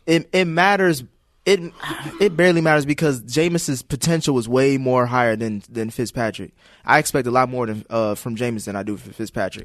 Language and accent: English; Cincinnati, Ohio, United States; I'm from Cincinnati